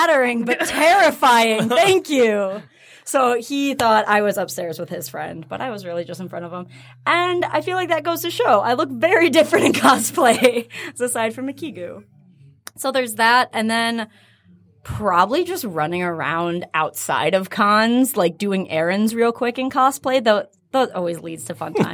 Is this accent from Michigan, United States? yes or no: yes; Michigan, United States; I'm just one of those people who loves my home state so much